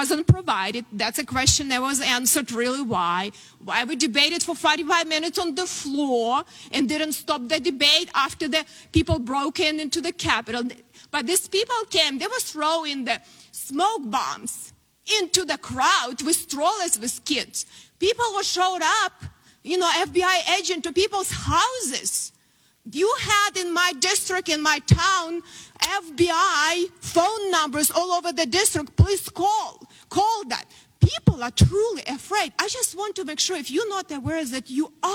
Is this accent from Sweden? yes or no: no; Ukraine; born or raised there; moved away as an adult; now in United States